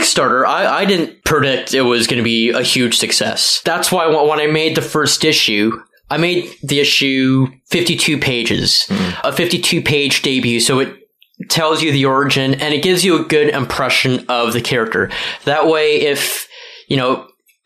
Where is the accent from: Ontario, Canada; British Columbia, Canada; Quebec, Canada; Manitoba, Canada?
Ontario, Canada; Mississauga; moved away as an adult; also born or lived in Brampton; now in Toronto, Canada; I was born in Brampton. I was raised most of my life in Mississauga from age of 7 on